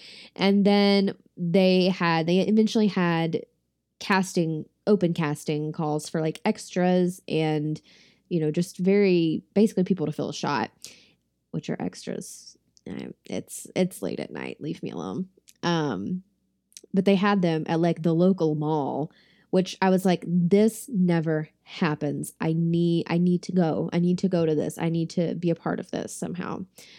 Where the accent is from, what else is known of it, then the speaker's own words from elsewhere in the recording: the South, United States; I'm from the South, so I'm very familiar with this